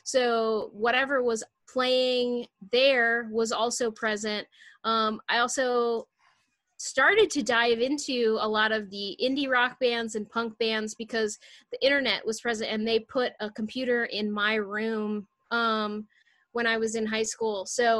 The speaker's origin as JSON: {"language": "English", "region": "Michigan", "country": "United States", "tie": "born or raised there", "said": "Yeah. So I grew up in the suburbs of Metro Detroit, which shaped a lot of my growing up. We lived in almost the direct center, kind of a commuter town between Detroit and Lansing"}